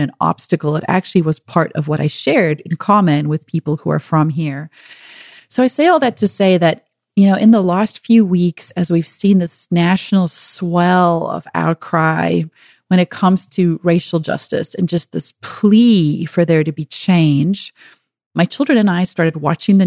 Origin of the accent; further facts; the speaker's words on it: Pretoria, Gauteng, South Africa; moved away as an adult; now in United States; growing up in South Africa